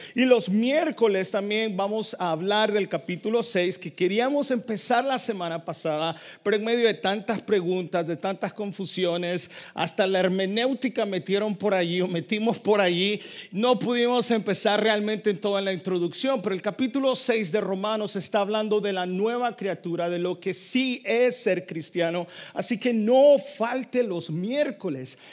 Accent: El Salvador; born or raised there

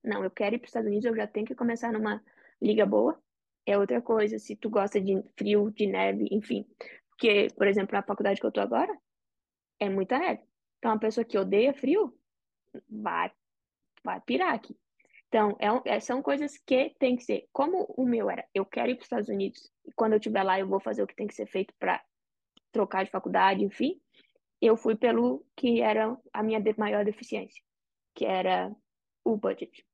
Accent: Brazil; now in United States; a gente é brasileiro.

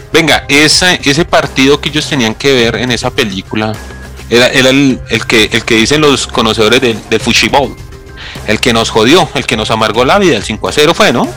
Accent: Bogotá, Bogotá Capital District, Colombia; el hermoso barrio donde yo nací, que es el Pachue, en la localidad engativa en Bogotá, Colombia

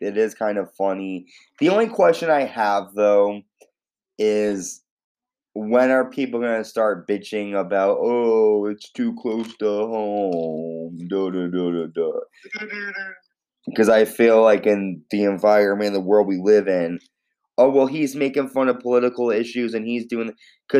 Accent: Connecticut, United States; I'm Connecticut

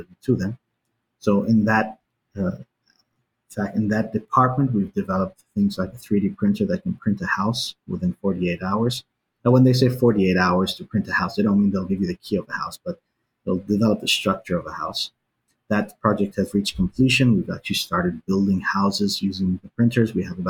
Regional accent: New Zealand; also born or lived in Iran; I grew up in New Zealand, and I lived between Iran and New Zealand.

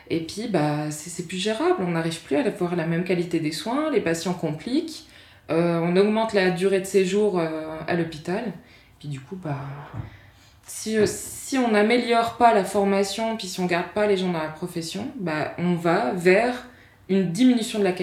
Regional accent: France; moved away as an adult; now in Switzerland; Moi, quand je suis arrivée en Suisse, venant de France, je me suis dit waouh

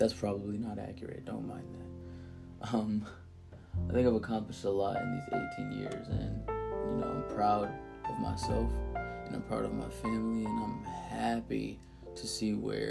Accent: Montgomery County, Maryland, United States; also born or lived in Philadelphia, Pennsylvania / Silver Spring, Maryland; I grew up primarily in Montgomery County, Maryland. With separated parents, I moved back and forth from city to city, primarily from Philadelphia, Pennsylvania, and Montgomery Village, Maryland.

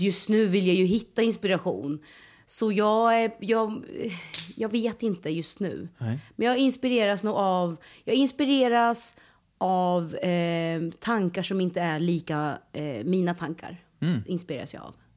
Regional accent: Norrköping, Östergötland, Sweden; moved away as an adult; also born or lived in Malmö; Jag är ju född och uppväxt i Norrköping

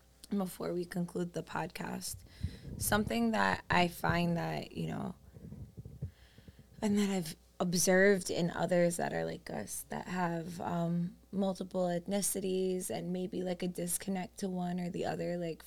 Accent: New York City, New York, United States; growing up on Staten Island, I was, like, one of the only Colombian people I knew.

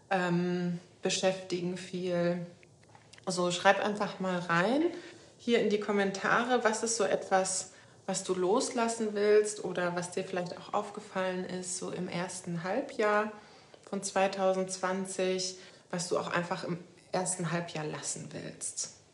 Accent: Lower Saxony, Germany; moved away as an adult; Ich komme ja aus der Nähe von Hannover. Katrin, das weißt du wahrscheinlich.

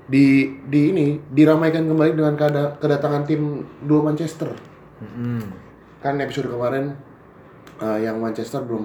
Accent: Java, Indonesia; gue orang Jawa ya?

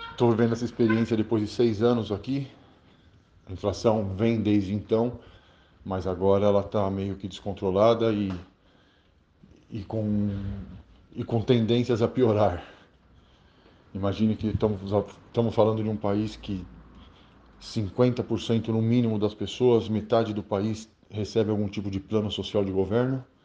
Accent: Brazil; now in Argentina; Sou brasileiro

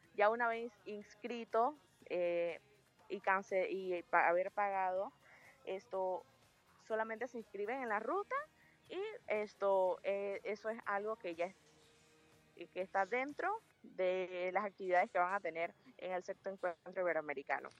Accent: Panama; nosotros como panameños

